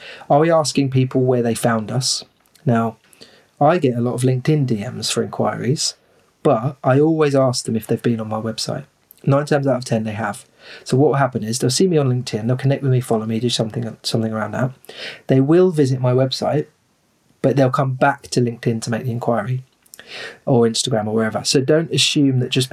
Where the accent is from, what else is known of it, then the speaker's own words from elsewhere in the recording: Rochester, South East England, United Kingdom; I'm from Rochester in Kent, which is the region is called Medway